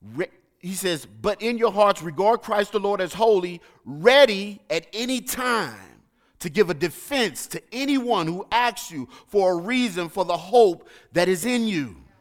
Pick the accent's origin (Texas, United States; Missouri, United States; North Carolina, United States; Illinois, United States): Missouri, United States; St. Louis; moved away; I'm from the streets of Saint Louis